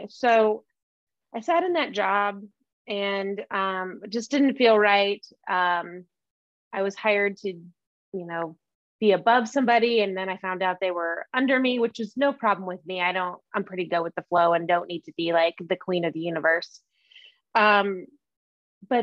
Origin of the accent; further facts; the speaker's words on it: Omaha, Nebraska, United States; moved away as an adult; now in Bend, United States; I grew up in Omaha, Nebraska.